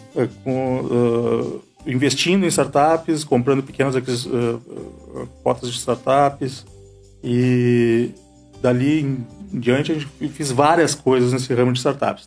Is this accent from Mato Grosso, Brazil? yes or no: no; Santa Maria, Rio Grande do Sul, Brazil; moved away as an adult; also born or lived in London; now in Caxias do Sul, Brazil; Eu sou natural de Santa Maria